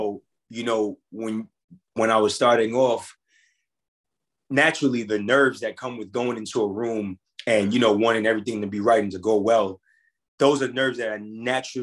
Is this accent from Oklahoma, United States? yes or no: no; New York City, New York, United States; We're both from Queens, New York